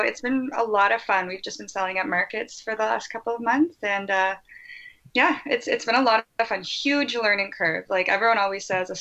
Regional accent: Ontario, Canada; also born or lived in Vancouver; I'm from Ontario

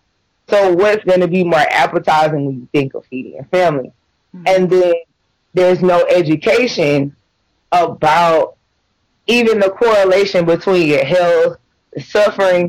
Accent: Atlanta, Georgia, United States; moved away as an adult; now in Michigan, United States; I grew up in Atlanta

